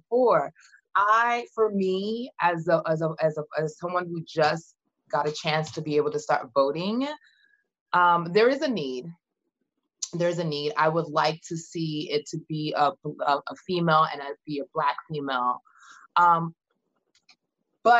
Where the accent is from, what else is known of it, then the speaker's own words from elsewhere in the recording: Nigeria; now in United States; I'm Nigerian, that got my citizenship 2016